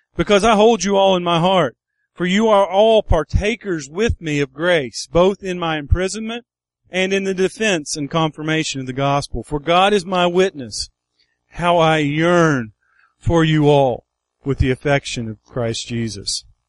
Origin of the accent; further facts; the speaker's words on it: United States; I was born on Buffalo Creek